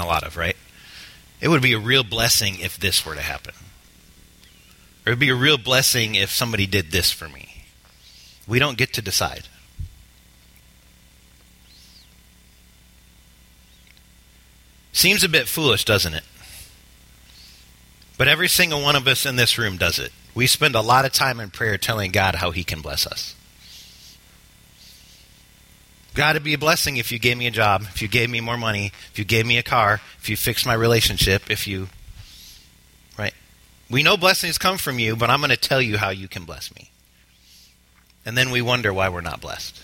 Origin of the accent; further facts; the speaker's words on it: United States; We as the American church